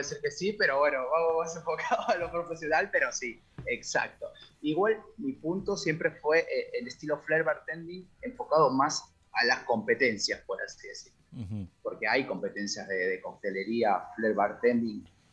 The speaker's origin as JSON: {"language": "Spanish", "country": "Peru", "moved": "yes", "lives_now": "Argentina", "said": "ya que yo soy de allá, yo soy de Perú"}